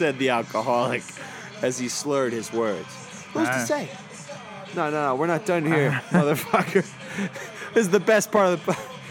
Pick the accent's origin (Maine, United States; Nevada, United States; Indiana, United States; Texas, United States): Texas, United States; I'm from Texas.